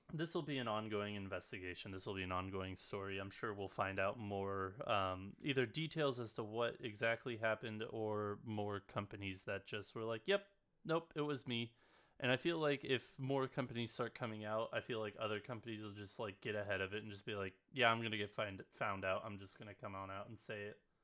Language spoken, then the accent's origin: English; West Coast, United States; I grew up on the West Coast